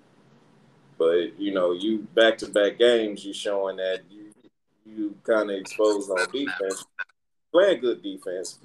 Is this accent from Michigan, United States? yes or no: yes; Detroit, Michigan, United States; born or raised there